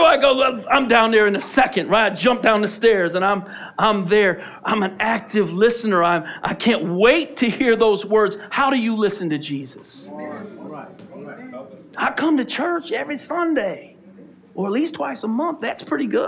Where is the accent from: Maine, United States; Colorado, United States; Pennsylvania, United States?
Pennsylvania, United States; Philadelphia; We're from Philly